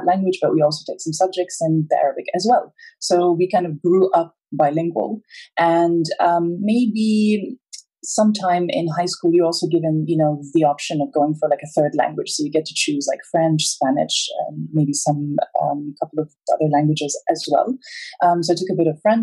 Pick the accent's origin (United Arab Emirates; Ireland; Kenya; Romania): United Arab Emirates; Abu Dhabi; also born or lived in Edinburgh, United Kingdom; I actually was born and raised in Abu Dhabi. My family is originally from Egypt.